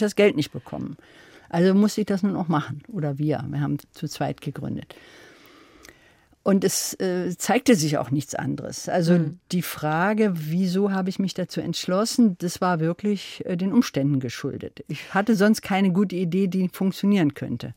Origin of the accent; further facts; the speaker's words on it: East Germany, Germany; ich bin also ja in der DDR aufgewachsen